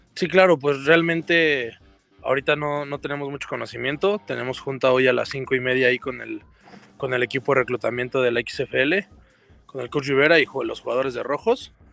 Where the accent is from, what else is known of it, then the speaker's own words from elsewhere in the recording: Mexico; los mexicanos